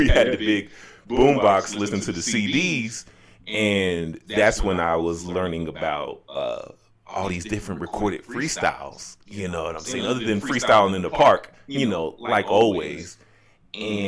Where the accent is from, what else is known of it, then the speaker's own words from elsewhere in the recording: Chicago, Illinois, United States; moved away; I grew up right off the lakefront in Chicago.